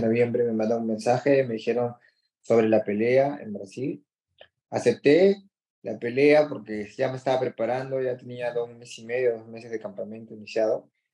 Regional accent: Peru; Ahora somos cuatro peruanos en la U F T

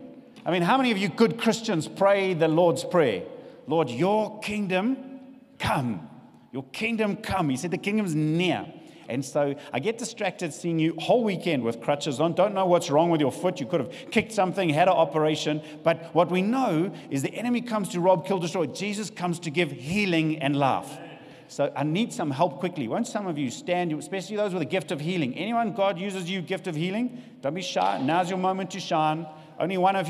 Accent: South Africa; also born or lived in Richards Bay, South Africa; we know what it's like being South African

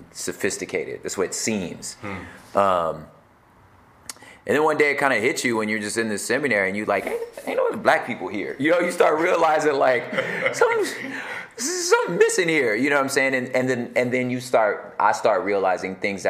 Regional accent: Los Angeles, California, United States; I was born in Los Angeles

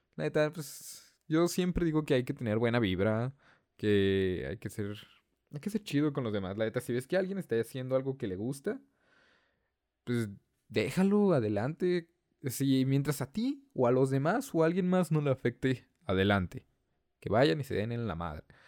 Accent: northern Mexico, Mexico; yo soy el único de la familia que es del norte

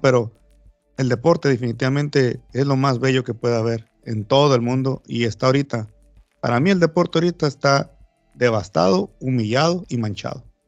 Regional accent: Baja California Sur, Mexico; acá en mi país

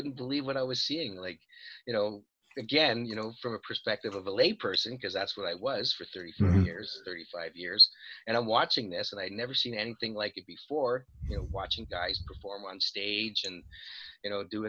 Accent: Montreal, Quebec, Canada; We're both from Montreal.

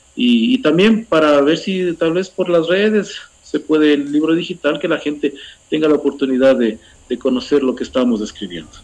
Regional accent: Cotacachi, Imbabura, Ecuador; also born or lived in Putumayo / Intag; soy de aquí, de Imbabura, en la provincia de Imbabura, en el norte del Ecuador, en el cantón Cotacachi. Eh, tengo 47 años, eh, siempre he vivido aquí en Imbabura

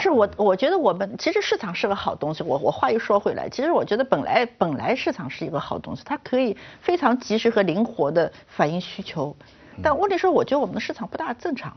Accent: China; 我们中国人

